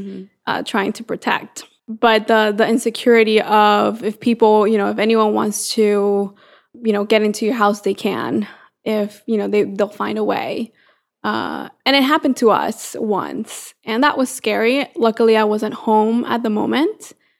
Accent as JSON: {"language": "English", "town": "San Pedro Sula", "region": "Cortés", "country": "Honduras", "tie": "born or raised there", "moved": "as an adult", "lives_now": "United States", "said": "So I am from San Pedro Sula, Honduras, so a small country in Central America. And I came here to the U.S. Now about 10 years ago. So back in 2008, I came here for college"}